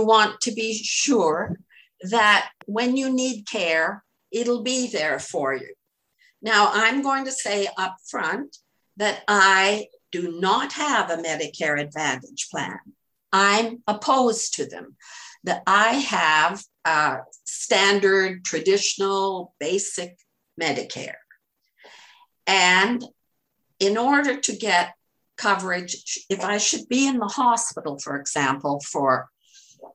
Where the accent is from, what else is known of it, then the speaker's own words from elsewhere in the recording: Canada; now in United States; originally I was Canadian. I'm an American citizen now